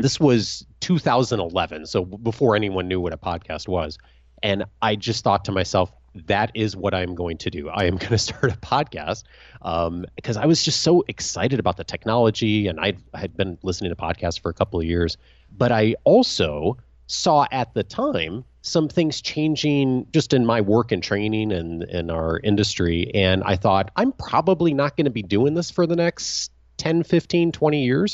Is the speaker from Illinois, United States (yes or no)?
yes; Naperville, Illinois, United States; moved away as an adult; now in California, United States; I grew up outside of Chicago, a town called Naperville